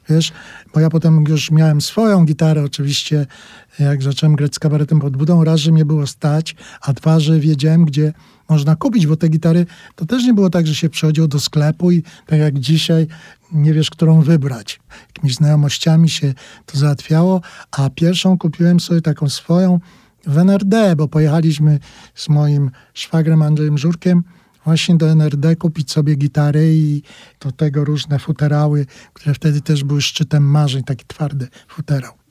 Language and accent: Polish; Brzesko, Lesser Poland, Poland; Jakieś tam nagrania na taśmach ktoś przywoził, to pół miasta się zbierało, bo ja jestem z małego miasta, się nazywa Brzesko i tam się zbierało kilku ludzi i tego słuchaliśmy z jakąś nabożną czcią.